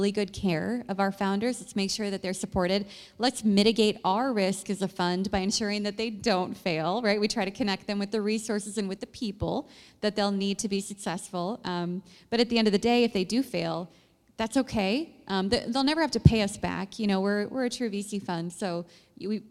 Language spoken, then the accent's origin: English; Cedar Falls, Iowa, United States; now in Des Moines, United States; I grew up in Cedar Falls